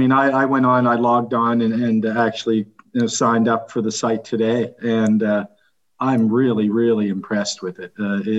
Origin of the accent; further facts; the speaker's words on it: Halifax, Nova Scotia, Canada; my hometown, yeah, Halifax.